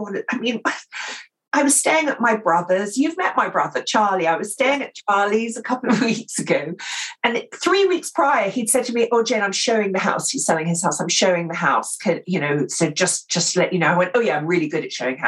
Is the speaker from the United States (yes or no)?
no; England, United Kingdom; accent: received pronunciation